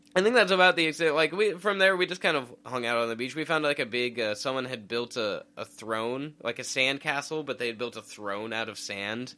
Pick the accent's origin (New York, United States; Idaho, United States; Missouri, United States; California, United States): Idaho, United States; we're from inland. We're from Idaho.